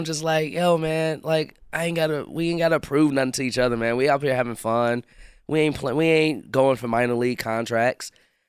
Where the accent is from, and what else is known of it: Chicago, Illinois, United States; born or raised there